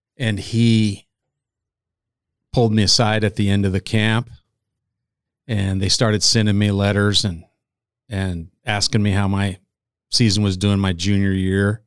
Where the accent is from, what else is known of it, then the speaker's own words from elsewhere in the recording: about an hour north of Kearney, central Nebraska, United States; now in Omaha, United States; I am from central Nebraska